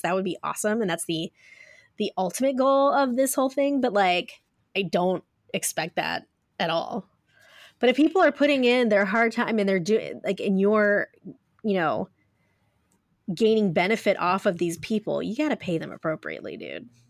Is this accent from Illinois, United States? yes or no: no; Ohio, United States; I'm from Ohio, guys, so I say pop